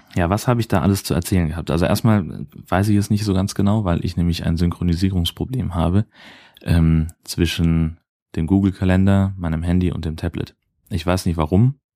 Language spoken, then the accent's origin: German; Hesse, Germany; now in Dithmarschen, Germany; ich komme ursprünglich aus einem der waldreichsten Gebiete Deutschlands